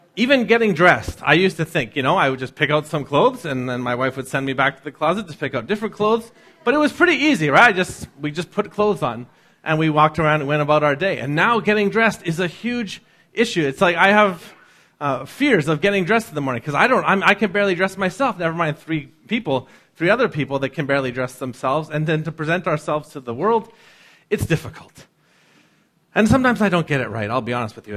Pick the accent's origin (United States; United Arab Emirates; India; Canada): Canada; North Vancouver, British Columbia; growing up in North